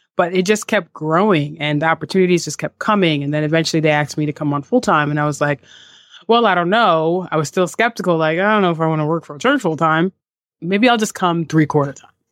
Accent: New York City, New York, United States; also born or lived in San Diego; I'm from Staten Island, New York. I grew up in the neighborhood of Mariners Harbor on Staten Island

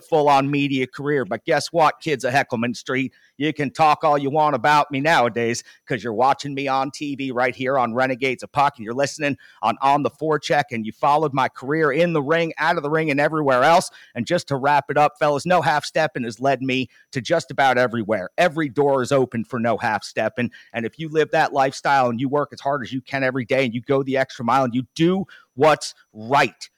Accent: New Jersey, United States; I'm from Jersey

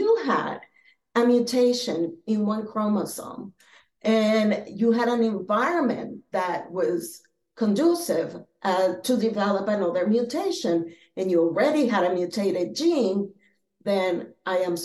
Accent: Philadelphia, Pennsylvania, United States; also born or lived in Boston, Massachusetts / Venezuela; now in Florida, United States; I was born in Boston, Massachusetts. I grew up in Philadelphia, but I also grew up in Venezuela because my parents, like your parents, are from there

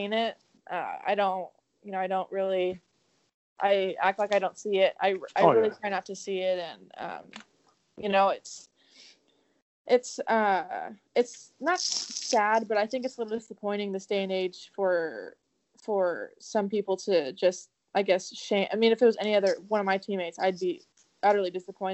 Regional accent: Southern California, United States; moved away as an adult; also born or lived in Arizona; now in Arkansas, United States; I born and raised in California, Southern California

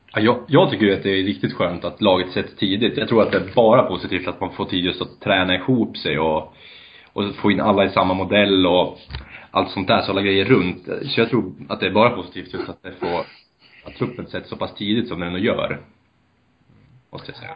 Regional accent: Bollnäs, Gävleborg County, Sweden; moved away; also born or lived in Örebro; Jag är ursprungligen från Bollnäs

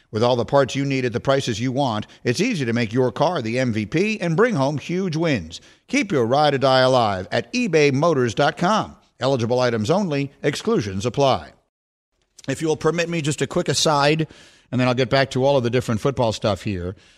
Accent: New York City, New York, United States; moved away as an adult; I grew up in New York City

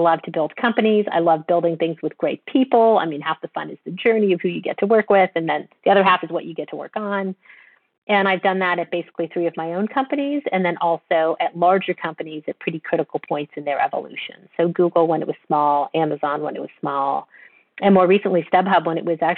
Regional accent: Canada; moved away as an adult; also born or lived in London / Bay Area; I grew up in Canada

